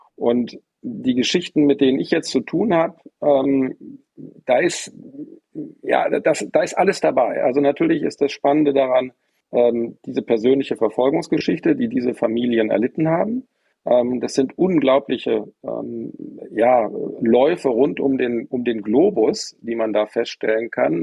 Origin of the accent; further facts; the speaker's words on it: Bonn, North Rhine-Westphalia, Germany; ich bin in Bonn groß geworden